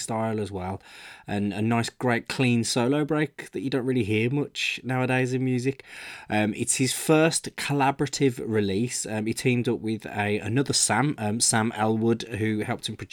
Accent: Birmingham, West Midlands, United Kingdom; Birmingham, my hometown

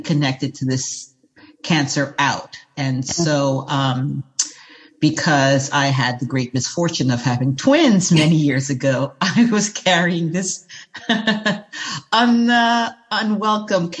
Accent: New York City, New York, United States; I'm from New York City

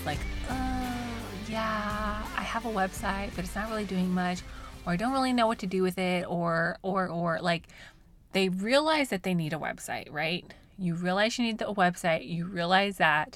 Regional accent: Colorado, United States; now in Oklahoma, United States; I grew up in Colorado, mostly trout fishing. And so when we moved to Oklahoma

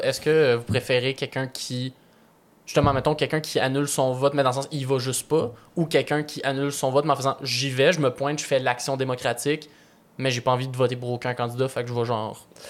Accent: Repentigny, Quebec, Canada; moi, j'habitais en banlieue, là. Moi, je suis né à Repentigny, donc euh, j'ai vraiment plus connu d'être proche d'une grande ville.

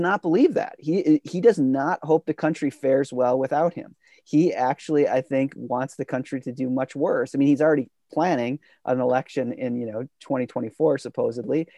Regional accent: United States; as an American in, you know, growing up through the eighties, nineties

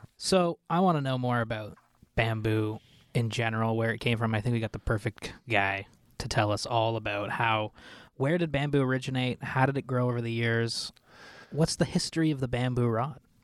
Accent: Ottawa, Ontario, Canada; I'm from Ottawa

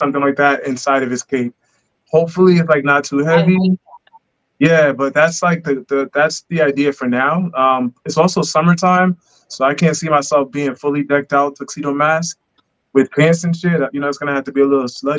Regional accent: United States; I was born in America.

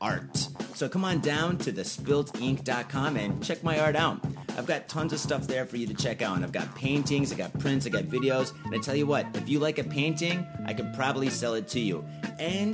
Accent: Michigan, United States; moved away as an adult; also born or lived in San Francisco; I moved to San Francisco. And I'm from Michigan

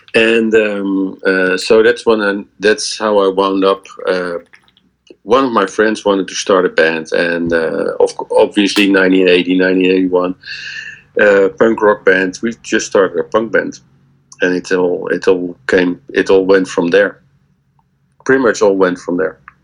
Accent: Leiden, South Holland, Netherlands; I grew up in Leiden, which is which is the, one of the university cities in Holland

